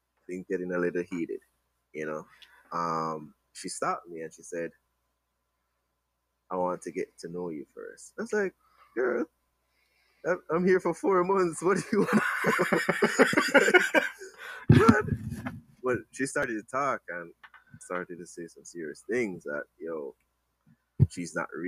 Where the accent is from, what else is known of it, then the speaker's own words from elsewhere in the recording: Jamaica; I'm from Jamaica, so I work and then I come back.